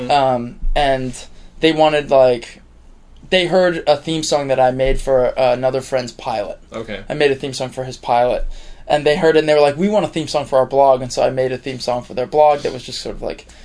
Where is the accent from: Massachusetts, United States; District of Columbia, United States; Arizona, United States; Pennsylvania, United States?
Arizona, United States; Tucson; now in New York, United States; I grew up in Tucson